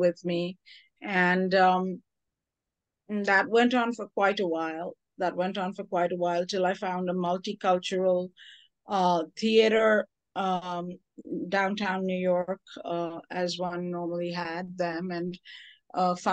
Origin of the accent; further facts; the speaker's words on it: India; moved away; I'm from India, a whole other country